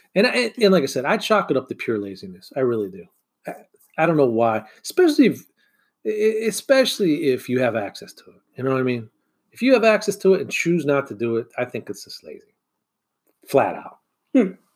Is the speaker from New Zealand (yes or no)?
no; Michigan, United States; growing up in Michigan